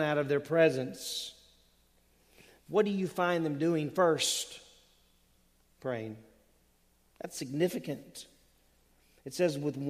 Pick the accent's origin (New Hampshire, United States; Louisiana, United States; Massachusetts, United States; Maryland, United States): Louisiana, United States; moved away; when I was growing up in Louisiana